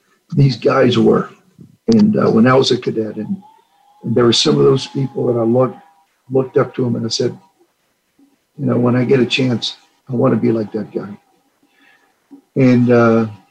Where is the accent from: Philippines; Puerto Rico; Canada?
Puerto Rico; moved away as an adult; also born or lived in Manhattan, New York; I grew up in Puerto Rico